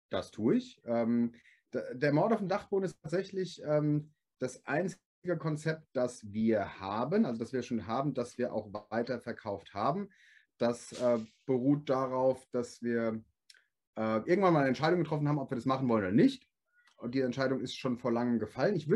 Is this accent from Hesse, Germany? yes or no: yes; Gelnhausen, Hesse, Germany; aber ich komme aus Gelnhausen. Jeder sagt immer Gelnhausen, das ist Gelnhausen. Gelnhausen.